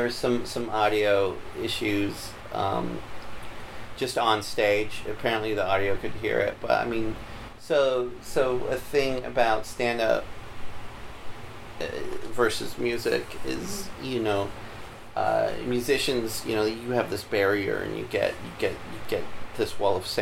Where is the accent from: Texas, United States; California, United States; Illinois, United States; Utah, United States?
Utah, United States; now in Seattle, United States; growing up in Utah